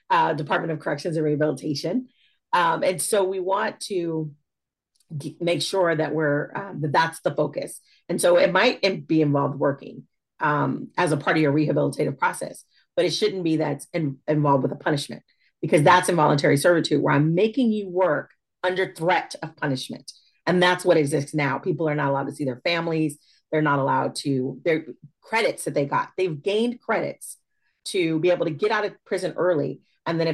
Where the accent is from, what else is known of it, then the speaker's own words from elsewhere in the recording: Fresno, California, United States; moved away as an adult; also born or lived in Suisun City, California; now in Northern California, United States; I was raised in the Central Valley. I'm a Fresno girl, born and raised